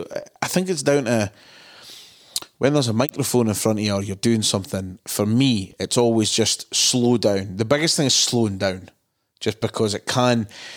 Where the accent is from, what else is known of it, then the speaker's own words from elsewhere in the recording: Dundee, Scotland, United Kingdom; we are two boys from Dundee